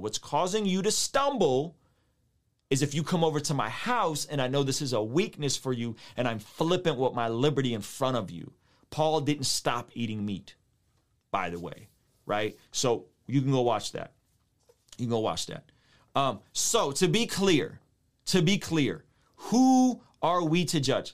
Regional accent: San Diego, California, United States; When I was a kid, I grew up in San Diego, a, a neighborhood called Normal Heights

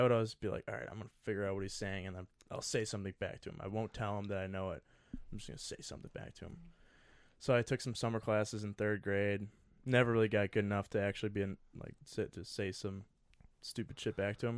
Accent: Sussex, Wisconsin, United States; from the booming metropolis of Sussex, Wisconsin, it's about 30 minutes west of Milwaukee, town of 10,000 people

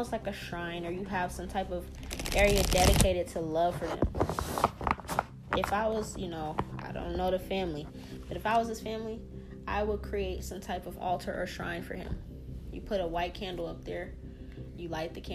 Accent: the South, United States; We're from the South

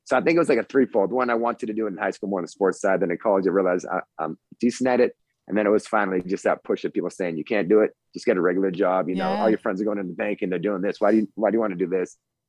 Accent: Framingham, Massachusetts, United States; moved away as an adult; also born or lived in Central New York / Los Angeles, California; now in San Diego, United States; Yes, I moved out here 15 years ago. So I grew up in Framingham

